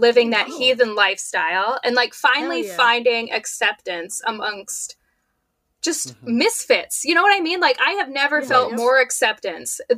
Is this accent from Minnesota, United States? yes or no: yes; Minnesota, United States; I'm from Minnesota